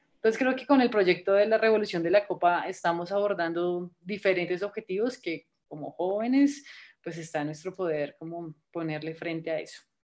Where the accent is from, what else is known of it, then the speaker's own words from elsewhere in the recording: Colombia; soy guía scout de Colombia.